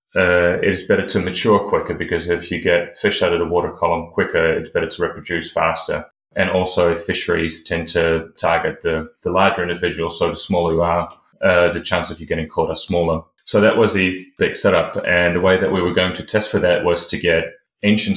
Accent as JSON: {"language": "English", "country": "Netherlands", "also_born_or_lived": "New Zealand", "moved": "as an adult", "lives_now": "Wellington, New Zealand", "said": "I'm originally from the Netherlands, but I've been living in New Zealand since 2017 to do my PhD."}